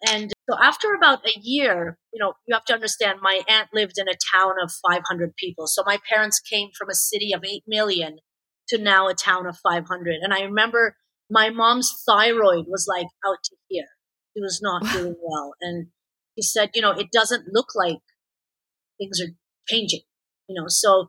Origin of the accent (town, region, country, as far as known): Toronto, Ontario, Canada; born or raised there; first language Persian; English is a second language; also born or lived in Tehran, Iran / Quebec